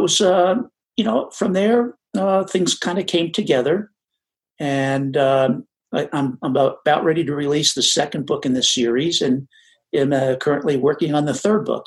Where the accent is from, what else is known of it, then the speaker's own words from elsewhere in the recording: New Jersey, United States; I grew up in New Jersey